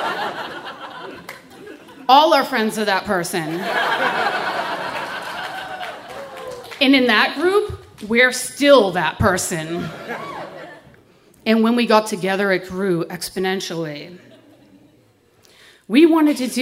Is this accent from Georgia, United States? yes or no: no; Boston, Massachusetts, United States; moved away as an adult; now in California, United States; I grew up in Boston